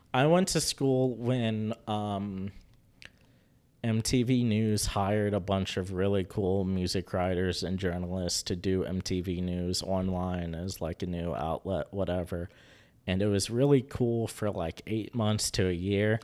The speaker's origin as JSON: {"language": "English", "town": "Charleston", "region": "West Virginia", "country": "United States", "tie": "born or raised there", "lives_now": "Huntington, United States", "said": "I grew up in Charleston"}